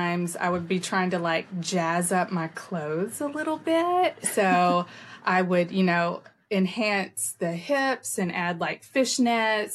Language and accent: English; Lebanon, Tennessee, United States; I grew up in Lebanon, Tennessee, and I'm just here in Middle Tennessee now. So I am a purebred Tennessee.